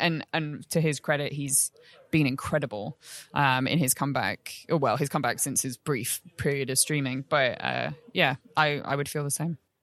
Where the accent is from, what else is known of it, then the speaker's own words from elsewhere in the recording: London, United Kingdom; moved away; back in London, which is my hometown, but I, I don't live in anymore